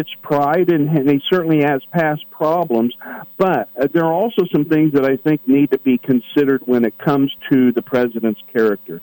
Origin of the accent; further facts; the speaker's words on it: Columbus, Indiana, United States; my hometown of Columbus, Indiana